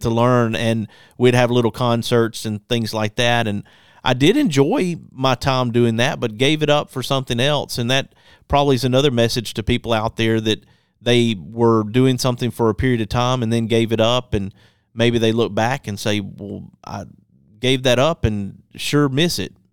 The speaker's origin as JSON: {"language": "English", "area": "Athens, Birmingham", "region": "Alabama", "country": "United States", "tie": "born or raised there", "said": "in the fourth grade, my grandfather being a preacher, we moved from Athens, Alabama to Birmingham"}